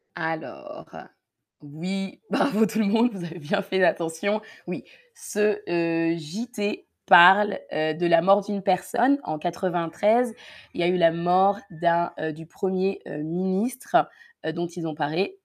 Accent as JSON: {"language": "French", "area": "Paris region", "region": "Île-de-France", "country": "France", "tie": "born or raised there", "accent": "Parisian", "said": "j'ai grandi en région parisienne, du coup, j'ai un accent de la région de Paris ou parisien"}